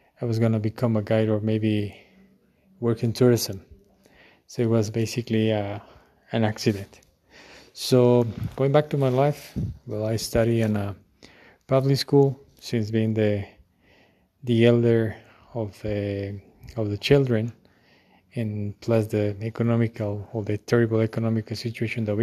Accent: Quito, Pichincha, Ecuador; I was born in Quito on January 23rd on 1982

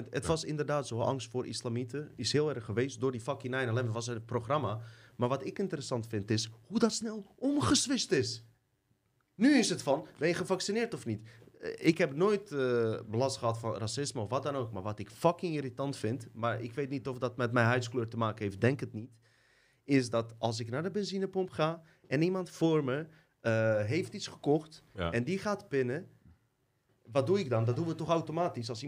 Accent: Suriname; now in Netherlands; dat we niet gewoon onze eigen identiteit als Surinamer mogen behouden, onlangs dat we gewoon succesvol zijn in Nederland.

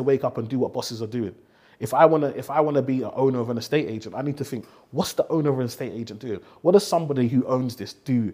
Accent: London, United Kingdom; growing up in Tower Hamlets

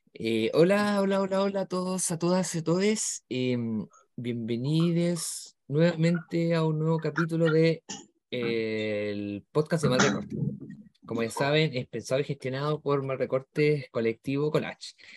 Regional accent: Chile; somos solo acá de Chile

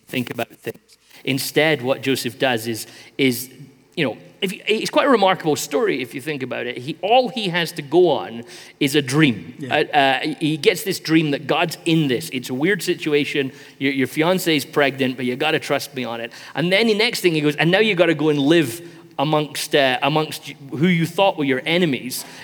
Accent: Sierra Leone; here's the village that we grew up in in Sierra Leone.

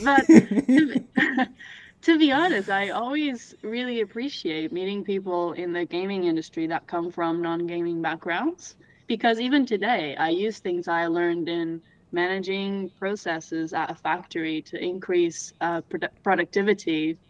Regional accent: Portugal; accent: Canadian; See, so I grew up in Portugal. I have a Canadian accent because my mom is Canadian.

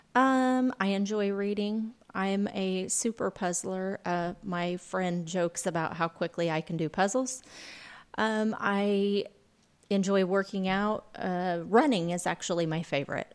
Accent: Lawrenceville, Illinois, United States; now in Vincennes, United States; I'm originally from, uh, Lawrenceville

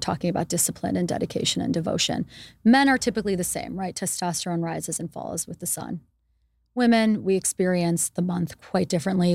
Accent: United States; moved away as an adult; also born or lived in Israel / India; being Jewish growing up in America

